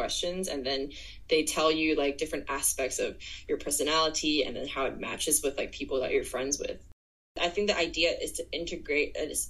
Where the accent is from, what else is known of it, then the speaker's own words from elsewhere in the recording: Guangzhou, Guangdong, China; also born or lived in United States / United Kingdom / Hong Kong; now in Shanghai, China; I am originally from Guangzhou. I grew up there